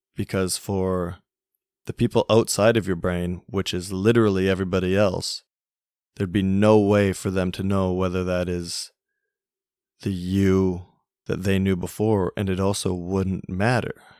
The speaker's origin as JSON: {"language": "English", "country": "Canada", "tie": "born or raised there", "said": "growing up in Canada, every Saturday is hockey night."}